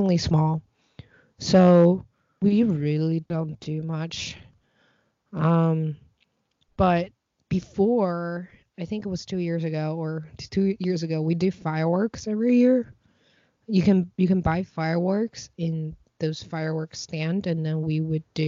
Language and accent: English; Beijing, China; moved away; my family was born and raised in Beijing for like three generations now